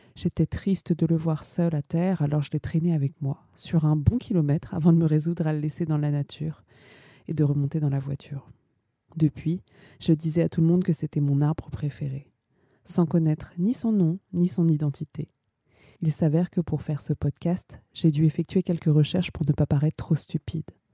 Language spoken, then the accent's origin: French; Ivry-sur-Seine, Île-de-France, France; now in Paris, France; je suis née à Ivry-sur-Seine. Je vis à Paris